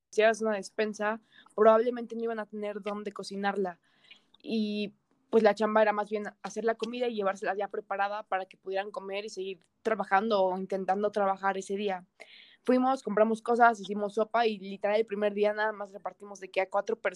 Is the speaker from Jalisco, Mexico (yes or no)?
no; Toluca, State of Mexico, Mexico; soy de Toluca, estaba en Ciudad de México por que estaba en centro y ahorita que estamos en cuarentena, pues volví a Toluca